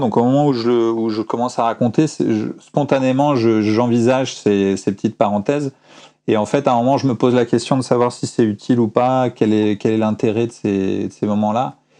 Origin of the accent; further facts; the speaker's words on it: France; moved away as an adult; j'étais un Français qui habitait à l'étranger